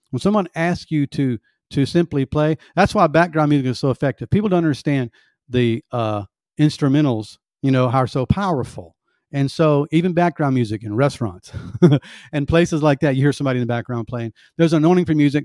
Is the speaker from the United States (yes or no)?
yes; the South, United States; I was born in the South and raised in the South, and we have sweet tea.